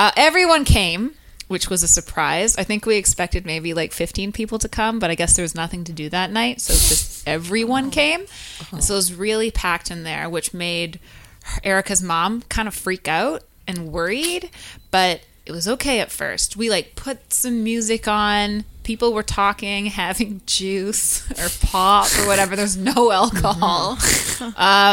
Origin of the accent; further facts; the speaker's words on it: Burnaby, British Columbia, Canada; I'm from North Burnaby